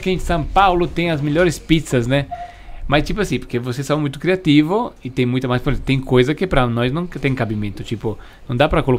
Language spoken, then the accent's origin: Portuguese; Italy; Tipo, eu, por exemplo, que vim da Itália.